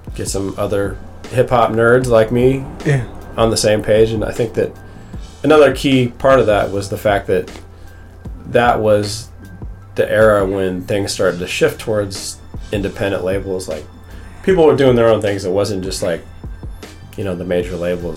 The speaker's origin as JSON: {"language": "English", "town": "Bellevue", "region": "Washington", "country": "United States", "tie": "born or raised there", "also_born_or_lived": "Seattle", "said": "I, I grew up in Bellevue"}